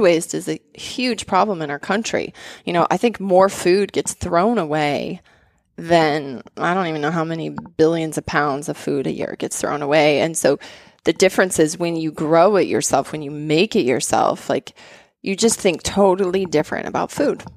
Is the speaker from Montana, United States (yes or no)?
yes; Bozeman, Montana, United States; I grew up in Bozeman and Montana